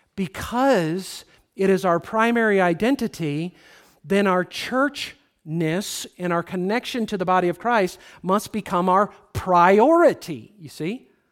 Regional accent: United States

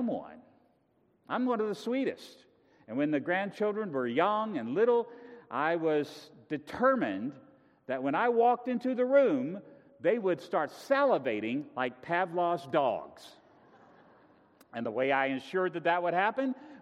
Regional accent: Virginia, United States; moved away; I come from Virginia

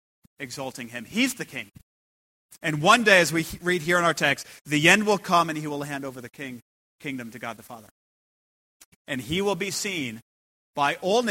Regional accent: United States; I come from America

